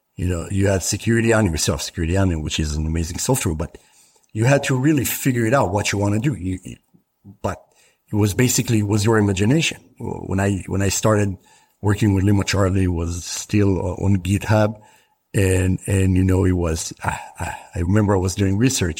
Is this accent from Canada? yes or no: no; Israel; I grew up in Israel